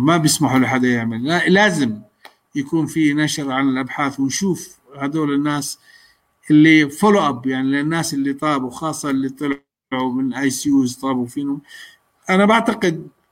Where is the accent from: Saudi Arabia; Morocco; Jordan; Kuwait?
Jordan; احنا عندنا بالاردن